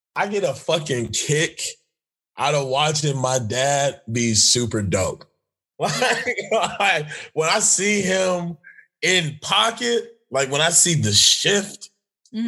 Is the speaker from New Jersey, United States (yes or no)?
no; Los Angeles, California, United States; I'm from Los Angeles